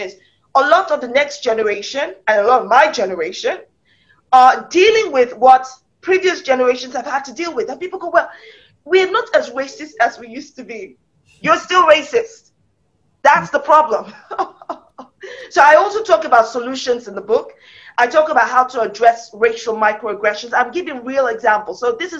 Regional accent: United Kingdom; So as a black woman, of I'm British, and I'm Nigerian, I'm African from the roots of my head to the soles of my feet.

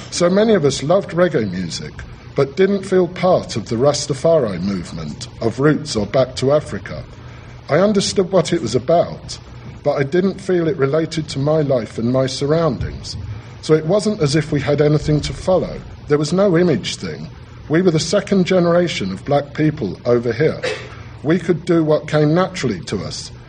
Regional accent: London, United Kingdom; We were just reflecting what was going on around us as kids growing up in London.

